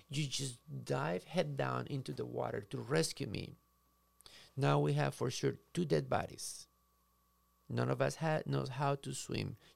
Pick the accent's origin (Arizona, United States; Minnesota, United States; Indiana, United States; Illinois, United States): Minnesota, United States; If you and I do not know how to swim, I came from Minnesota. We have the ta- 10,000 lakes, and it's probably more than that.